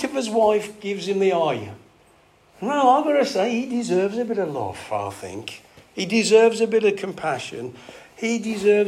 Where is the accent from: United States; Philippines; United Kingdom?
United Kingdom; England; we're English